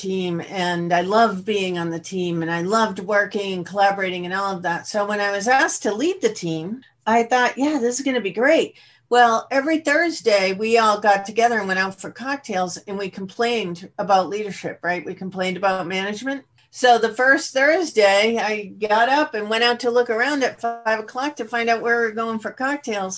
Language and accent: English; Boston, Massachusetts, United States; now in California, United States; I come originally from Boston. I'm in California now, but the youngest of a family of five that were, you know, grew up in the Boston area